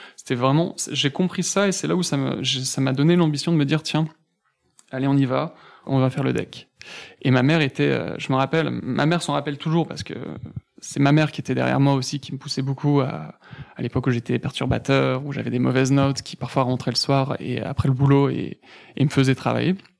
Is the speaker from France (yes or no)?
yes; Villennes-sur-Seine, Île-de-France, France; also born or lived in Mantes-la-Jolie; j'ai vécu toute mon enfance toujours dans le 78, mais entre Poissy et Saint-Germain, un petit village